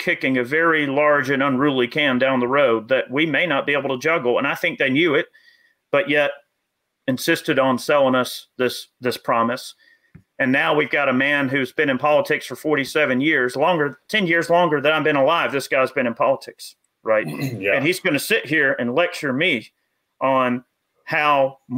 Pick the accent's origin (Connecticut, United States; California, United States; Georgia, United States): Georgia, United States; right outside of Atlanta; I grew up right outside of Atlanta, and I went to Lake Harbin Elementary over there